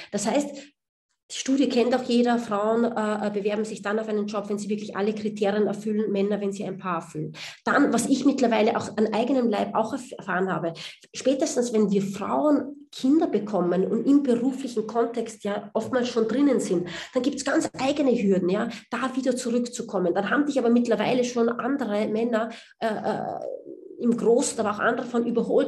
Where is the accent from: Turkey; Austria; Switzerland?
Austria; moved away as an adult; also born or lived in United States; now in Berlin, Germany; man hört es mir an, ich bin Österreicherin